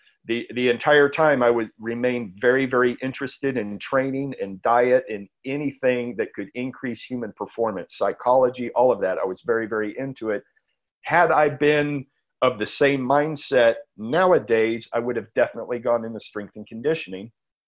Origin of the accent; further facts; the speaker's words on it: San Antonio, Texas, United States; now in Austin, United States; No, San Antonio.